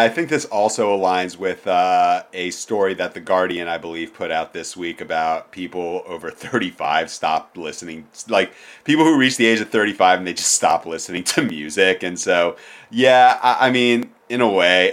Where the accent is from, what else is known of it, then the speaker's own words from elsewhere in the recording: East Coast, United States; growing up in Jewish youth group on the East Coast